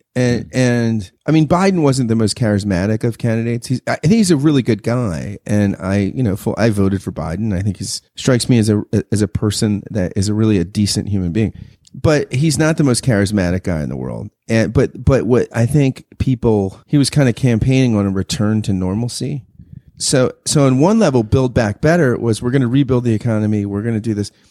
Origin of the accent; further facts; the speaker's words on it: United States; as an American